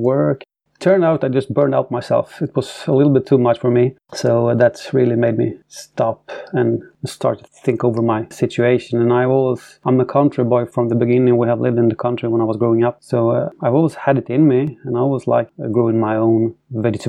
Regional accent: Sweden; I'm from Sweden, born and raised.

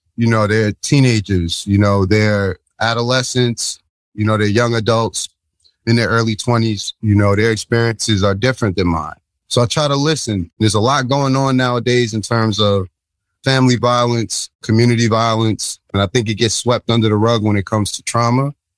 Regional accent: New Jersey, United States; I'm from New Jersey

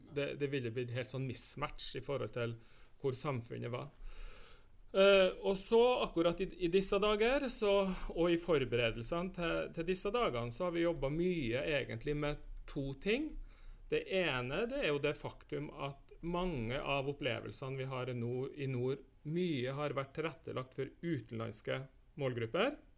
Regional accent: Northern Norway, Norway; vi som bor i nord

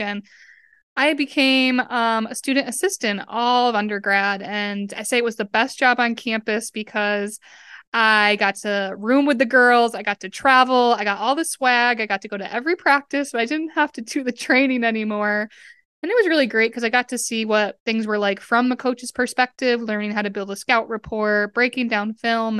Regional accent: Westfield, Massachusetts, United States; moved away as an adult; also born or lived in Tampa, Florida; I grew up in Westfield, Massachusetts

